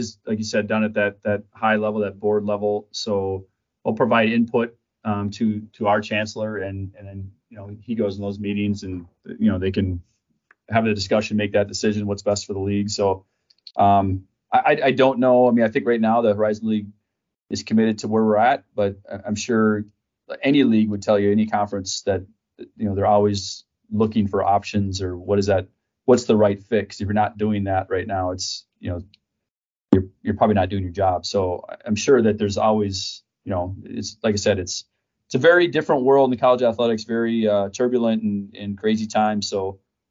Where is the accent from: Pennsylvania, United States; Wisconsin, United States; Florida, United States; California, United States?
Wisconsin, United States; Packer country; I grew up in Packer country